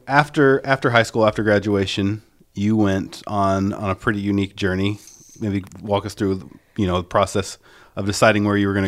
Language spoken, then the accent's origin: English; Southern Illinois, United States; So both of us … we grew up in Southern Illinois.